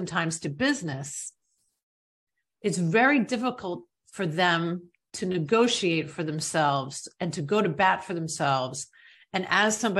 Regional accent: New York, United States; a girl from New York like myself

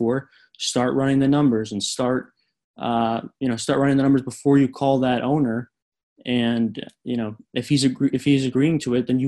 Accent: South Florida, United States; growing up in South Florida and, you know, knowing my area so well

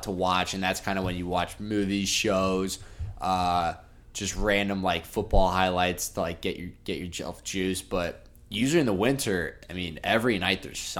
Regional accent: Indiana, United States; growing up in Indiana

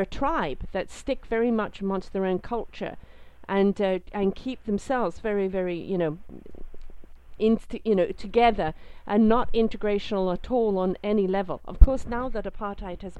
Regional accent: England, United Kingdom; moved away; I'm British. It doesn't matter how long I've been out of England. I'm British. That's it. I've been out 40-something years. I'm still very British. It's in my DNA. It's the way I was brought up

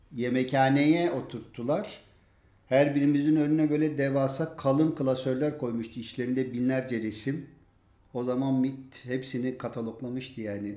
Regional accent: Diyarbakır, Diyarbakır Province, Turkey; Diyarbakırlı bir Kürt olarak

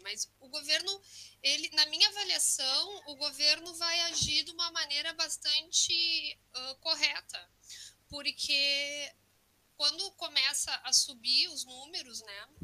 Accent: Rio Grande do Sul, Brazil; moved away as an adult; now in Valencia, Spain; sou gaúcha e sou mestre em história pela URGS, né? Então, estou um pouco distante, mas venho do Rio Grande do Sul

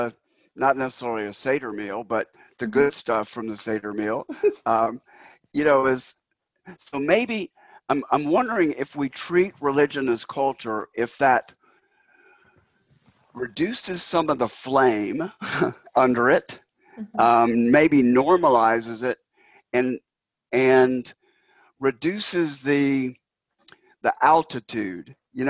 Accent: China; My background is in China. You know, I grew up in China, and here's what it's like to be there.

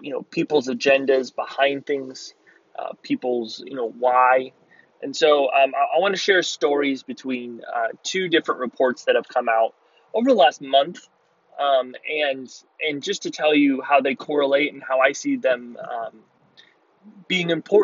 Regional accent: United States; I was born in the United States. I'm a U.S. citizen

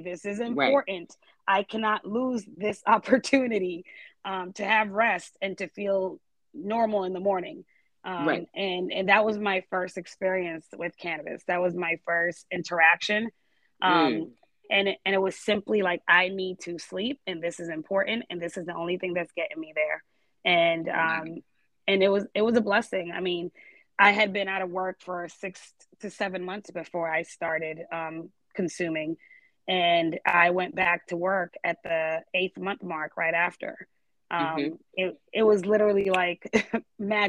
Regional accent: Boston, Massachusetts, United States; moved away as an adult; also born or lived in Georgia; I grew up in Boston

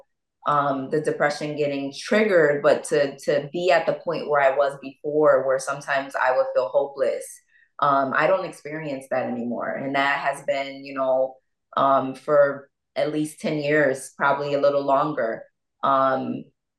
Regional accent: Bridgeport, Connecticut, United States; also born or lived in Norwalk, Connecticut; I'm from Bridgeport, Connecticut, and, you know, I was born in Norwalk, raised in Bridgeport

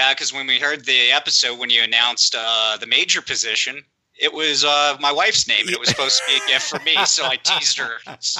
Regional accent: Texas, United States; now in Baltimore, United States; I'm from Baltimore, Maryland, originally from Texas, and I'm a marine engineer.

